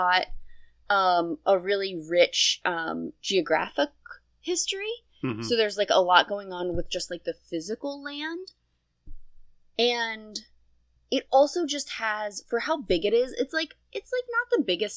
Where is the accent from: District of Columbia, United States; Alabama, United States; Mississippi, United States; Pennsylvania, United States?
Pennsylvania, United States; Harrisburg; moved away; also born or lived in Fairfax; I was born in Harrisburg, in Harrisburg Hospital